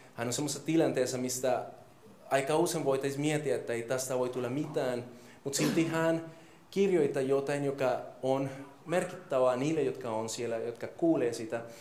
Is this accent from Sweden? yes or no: no; Colombia; Finnish is a second language; now in Finland; mä oon kolumbialainen